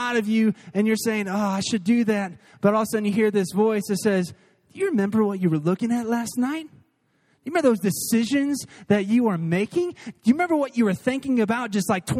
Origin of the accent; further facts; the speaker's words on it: Missouri, United States; now in Texas, United States; I'm from Missouri. I was going to see family